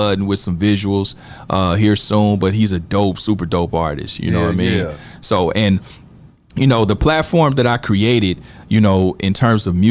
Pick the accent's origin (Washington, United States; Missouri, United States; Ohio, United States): Missouri, United States; Kansas City; now in Los Angeles, United States; even though I'm in LA, you know, I'm still very much tapped in with my hometown